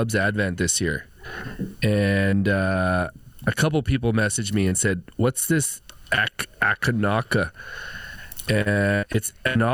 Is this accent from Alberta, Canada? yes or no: yes; Edmonton, Alberta, Canada; I'm from the north side.